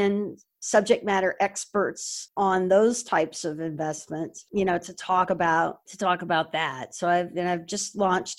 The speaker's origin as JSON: {"language": "English", "town": "Houston", "region": "Texas", "country": "United States", "tie": "born or raised there", "moved": "as an adult", "lives_now": "New York City, United States", "said": "I went down to Houston. And it happens to be my hometown"}